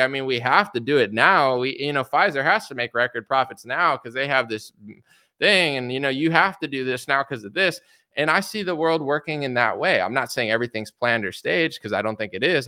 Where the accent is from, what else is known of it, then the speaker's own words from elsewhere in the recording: United States; I'm an American citizen. I was born and raised here my whole life